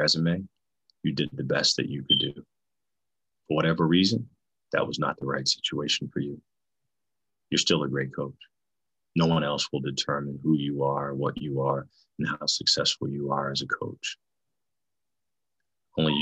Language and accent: English; Kennett Square, Pennsylvania, United States; moved away as an adult; also born or lived in Bloomsburg, Pennsylvania / Madison, Wisconsin; I grew up in Kennett Square, Pennsylvania, small town, southeastern Pennsylvania